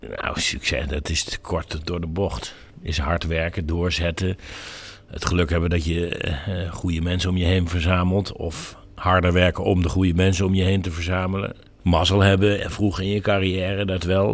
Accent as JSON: {"language": "Dutch", "region": "North Brabant", "country": "Netherlands", "said": "Ik kom uit Brabant en dat het maakt veel van mijn identiteit"}